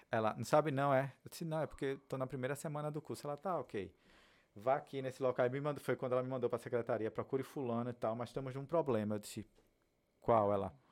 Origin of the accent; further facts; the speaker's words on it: Northeast Region, Brazil; moved away; saí do Nordeste, entendeu? Todas as dificuldades que eu já tive na vida no passado